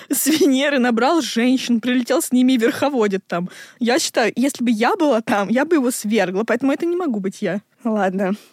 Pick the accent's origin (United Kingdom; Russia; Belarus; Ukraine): Russia; Zhulebino, Moscow; я отсюда, я из Жулебина.